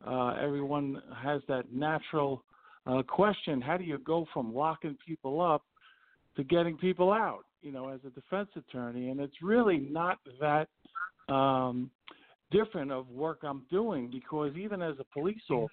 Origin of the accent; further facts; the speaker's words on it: New York City, New York, United States; I'm a native of Queens County and one of the boroughs of New York City. I grew up in Howard Beach